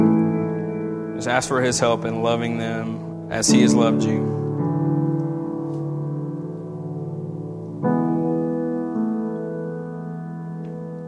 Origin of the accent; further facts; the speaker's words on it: United States; we as American Christians